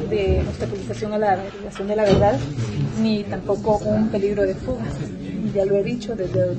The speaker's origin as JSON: {"language": "Spanish", "country": "Guatemala", "said": "como guatemaltecos"}